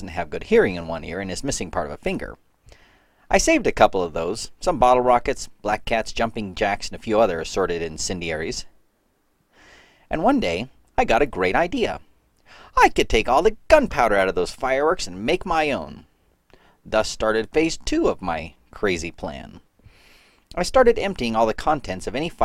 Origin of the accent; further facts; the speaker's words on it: North Carolina, United States; I grew up in North Carolina